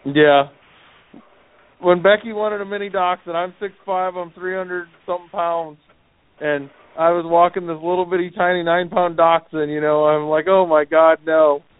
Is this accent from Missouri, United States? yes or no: yes; St. Louis, Missouri, United States; I'm from St. Louis